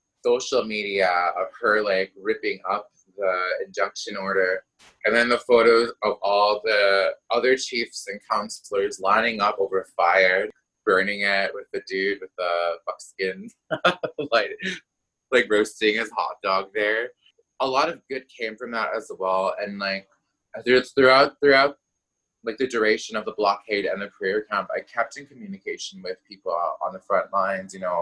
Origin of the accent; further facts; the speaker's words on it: York Factory First Nation, Northern Manitoba, Canada; now in Winnipeg, Canada; growing up in Northern Manitoba